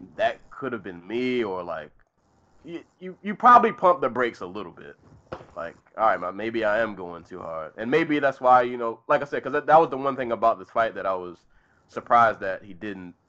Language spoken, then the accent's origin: English; Maryland, United States; this took place in my home state. Uh, these two gentlemen fought about 20 minutes away from where I live